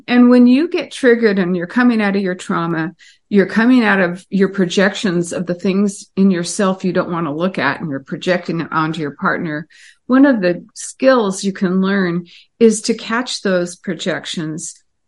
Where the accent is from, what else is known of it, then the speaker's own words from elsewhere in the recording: Pasadena, California, United States; also born or lived in Los Angeles; So I was born in 1950, you know, and grew up next to Disneyland in L.A.